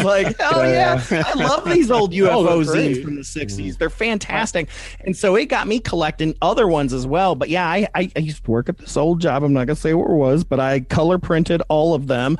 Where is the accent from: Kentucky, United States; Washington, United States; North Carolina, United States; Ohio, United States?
Kentucky, United States; We're from Kentucky